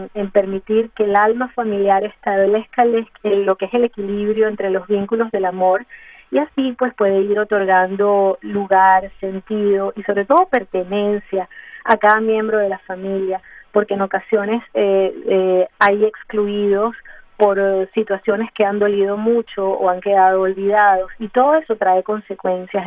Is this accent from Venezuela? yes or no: yes; Mérida, Venezuela; also born or lived in Ciudad Bolívar, Venezuela; now in Miami, United States; soy de Mérida, Venezuela, pero eh, viví 25 años en Ciudad Bolívar, eh, al, sur de Venezuela